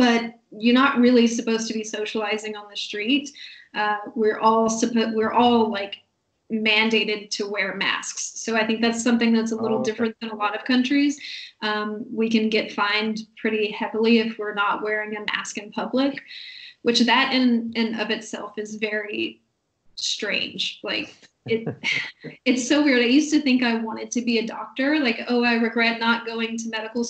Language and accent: English; United States; moved away; I'm from the States